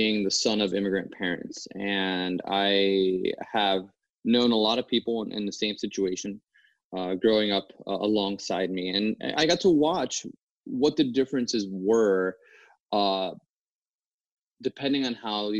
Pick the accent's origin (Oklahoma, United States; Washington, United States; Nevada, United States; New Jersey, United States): New Jersey, United States; growing up in New Jersey, where I did